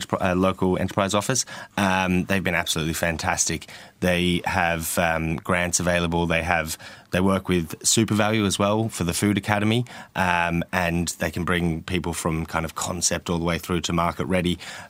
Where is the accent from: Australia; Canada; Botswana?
Australia; Melbourne, Victoria; now in Limerick, Ireland; I'm Limerick 10 years now, so I'm kind of becoming more of a local now. But yeah, so I'm from Melbourne originally.